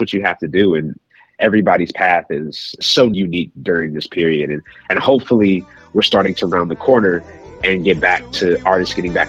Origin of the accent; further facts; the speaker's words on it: Kansas City, Missouri, United States; my hometown roots. Kansas City is such a fiber of my being